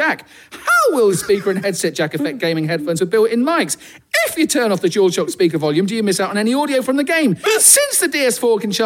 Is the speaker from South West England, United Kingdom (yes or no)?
yes; Devon, South West England, United Kingdom; I did a proper farmer's accent because I'm from Devon